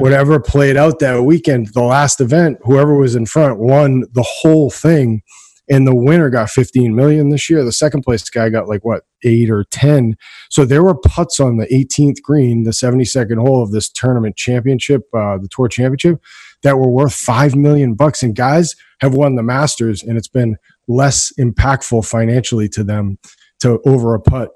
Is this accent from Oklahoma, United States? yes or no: no; Danvers, Massachusetts, United States; I'm from Danvers